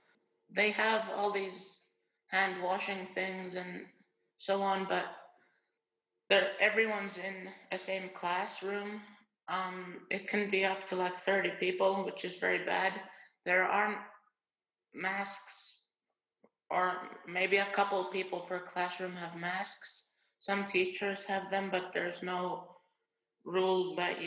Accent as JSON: {"language": "English", "country": "Finland", "said": "I'm from Finland, and I attended the same school as Aiden for 5 years. It's the International School of Helsinki."}